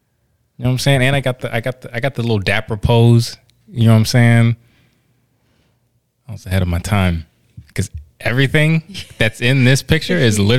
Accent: Woodbridge, Virginia, United States; moved away; where I'm from, Woodbridge, Virginia

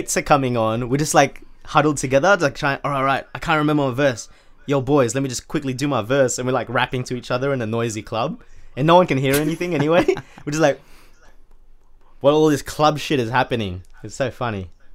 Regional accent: Sydney, New South Wales, Australia; now in United Kingdom; I currently reside in, uh, U K, United Kingdom. Um, I was born in Sydney, Australia

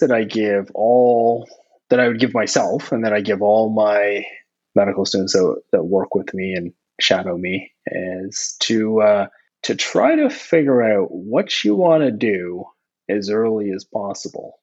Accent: Ontario, Canada; moved away as an adult; now in New Brunswick, Canada; I'm not actually from New Brunswick. I'm from Ontario

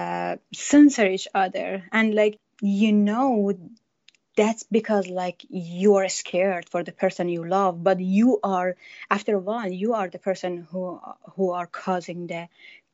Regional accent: Iran; moved away as an adult; now in United States; I'm from Iran and I lived there until I was 33 years old.

